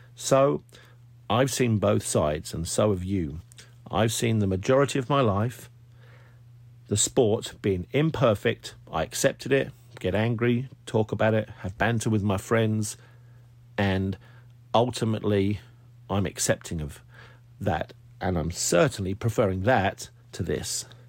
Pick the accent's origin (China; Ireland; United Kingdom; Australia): United Kingdom; now in United States; Being a Brit living over here